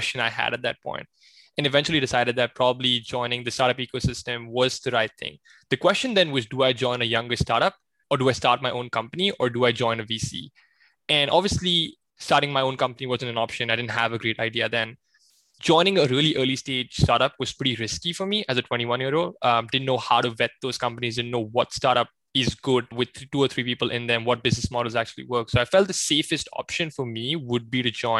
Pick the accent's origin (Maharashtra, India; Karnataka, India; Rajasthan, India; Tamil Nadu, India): Maharashtra, India; Pune; moved away as an adult; now in United States; So I was born and raised in India, in a city called Pune, which is not too far away from Mumbai, and eventually moved to the States from undergrad in 2016.